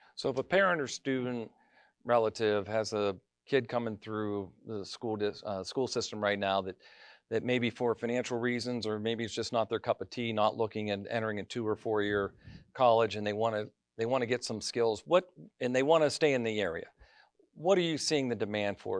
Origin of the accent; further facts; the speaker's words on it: Mercer County, Pennsylvania, United States; I grew up in Mercer County, left, came back, left, came